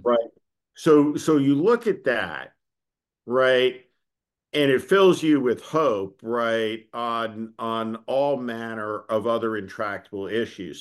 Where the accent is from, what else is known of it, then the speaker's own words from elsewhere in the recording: North Plainfield, New Jersey, United States; there were no gay people, like, growing up in North Plainfield, New Jersey.